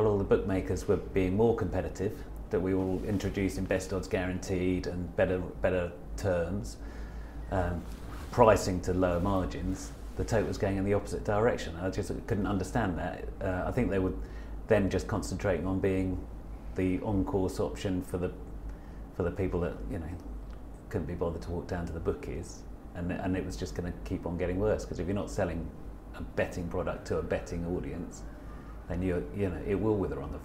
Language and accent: English; Newmarket, East of England, United Kingdom; I grew up in Newmarket